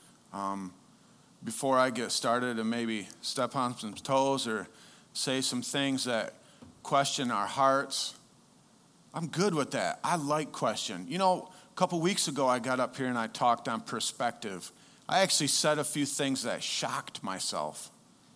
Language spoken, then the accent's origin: English; United States; as an American, I happen to lean more on my Americanness